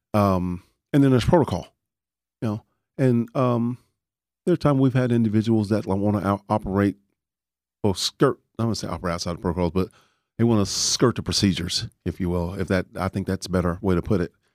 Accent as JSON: {"language": "English", "town": "Dallas", "region": "Texas", "country": "United States", "tie": "born or raised there", "also_born_or_lived": "Panhandle, outside Amarillo, Texas", "said": "I grew up in Oak Cliff"}